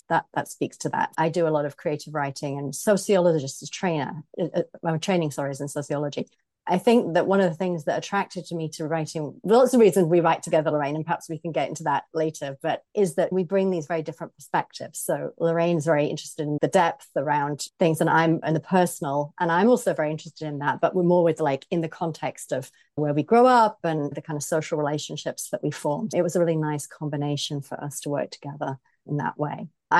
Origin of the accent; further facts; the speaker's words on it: England, United Kingdom; moved away as an adult; now in United States; I am British, as you can probably hear from my voice. So I grew up in the Midlands of Britain, and I lived there well into adulthood, well in the north of England, and worked there, and then moved to the US about 17 years ago now.